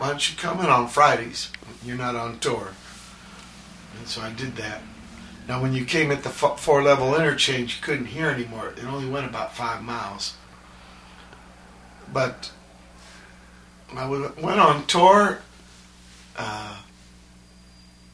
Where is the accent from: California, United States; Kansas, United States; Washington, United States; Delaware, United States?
California, United States; San Pedro; I was from Pedro